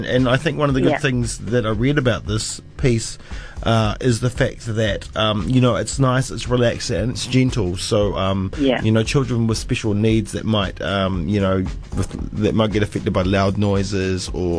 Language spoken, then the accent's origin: English; New Zealand; I'm a Kiwi